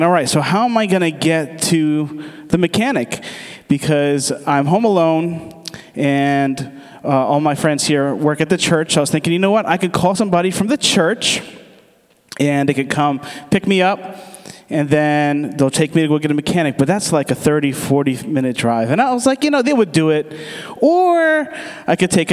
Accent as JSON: {"language": "English", "country": "United States", "said": "I'm from the States, but my dad is from Aruba, and my mom is from Curacao"}